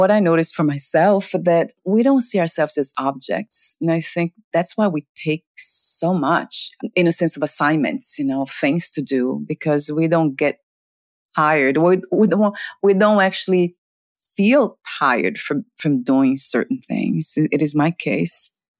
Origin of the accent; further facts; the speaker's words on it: Portugal; accent: Portuguese; English is a second language; My Portuguese accent.